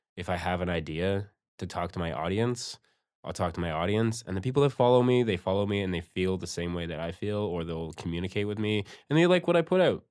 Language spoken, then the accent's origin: English; Campbellford, Ontario, Canada; I grew up in, in Campbellford